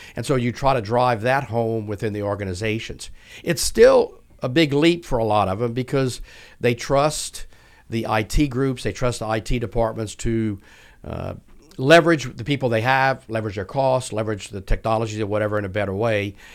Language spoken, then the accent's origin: English; South Louisiana, United States; accent: not Houston-based; moved away; also born or lived in Houston; born and raised in South Louisiana